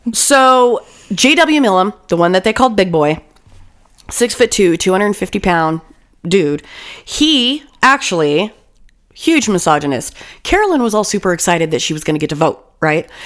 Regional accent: California, United States; we grew up in California

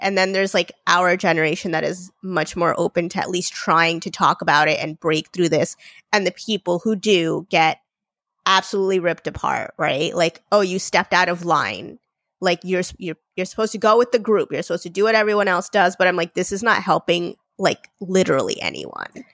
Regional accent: India; I'm Indian. I was born in India.

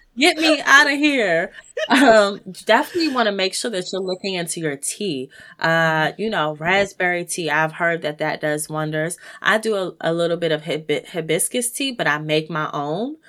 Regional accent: United States; as African American people

